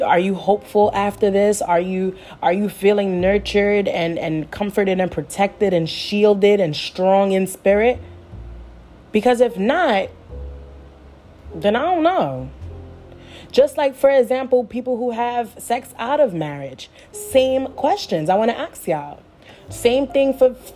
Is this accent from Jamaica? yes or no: yes; Jamaica; I'm Jamaican